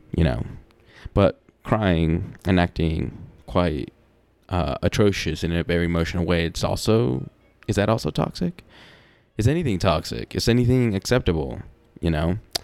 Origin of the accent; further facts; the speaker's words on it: the South, United States; I'm from the South, or I'm here in the South